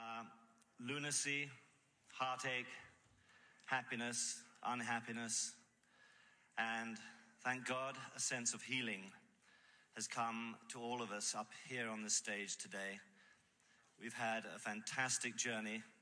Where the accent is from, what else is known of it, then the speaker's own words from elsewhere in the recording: England, United Kingdom; Being an Englishman